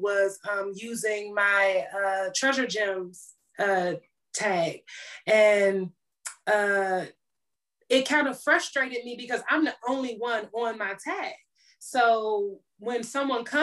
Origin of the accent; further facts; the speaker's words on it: Washington, District of Columbia, United States; moved away; my hometown of DC